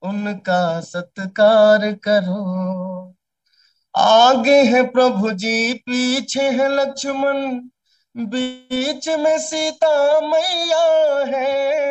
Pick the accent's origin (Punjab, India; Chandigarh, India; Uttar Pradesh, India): Uttar Pradesh, India; क्योंकि मैं अवध से हूँ और थोड़ा भोजपुरी और अवधि मिलता जुलता भाषा है